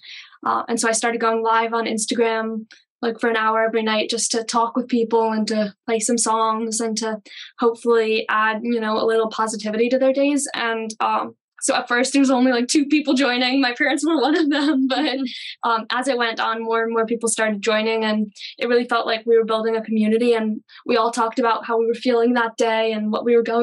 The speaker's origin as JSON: {"language": "English", "region": "Pennsylvania", "country": "United States", "tie": "born or raised there", "said": "I'm from Pennsylvania. And I grew up hearing a ton of music around my house"}